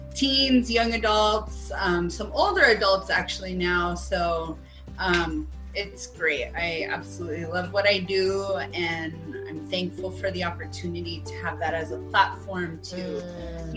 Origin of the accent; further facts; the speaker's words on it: New Mexico, United States; also born or lived in Phoenix; I am from New Mexico. I'm back home